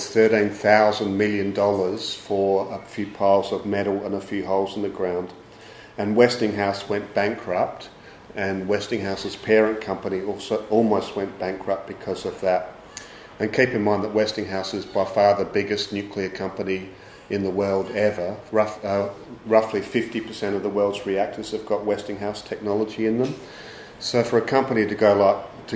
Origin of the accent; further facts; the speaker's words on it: South Australia, Australia; now in Victoria, Australia; I'm South Australian and I've lived in Victoria for a long time